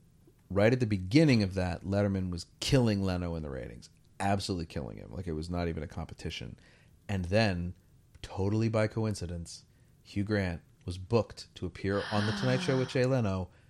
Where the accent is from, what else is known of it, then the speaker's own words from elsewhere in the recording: United Kingdom; We're both British, obviously.